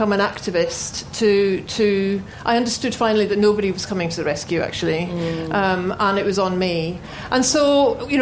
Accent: Glasgow, Scotland, United Kingdom; I grew up in Glasgow in the 70s

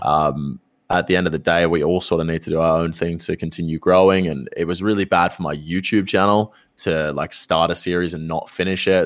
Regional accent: Australia; us both being Australian creators

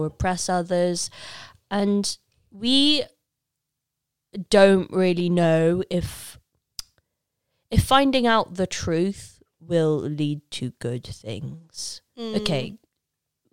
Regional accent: Leicester, East Midlands, United Kingdom; I'm from Leicester

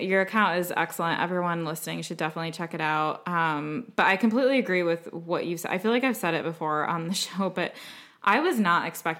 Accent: United States; accent: American; now in London, United Kingdom; You guys can probably hear that we have a similar accent, similar enough at least, because we're both American. And we're both living in London

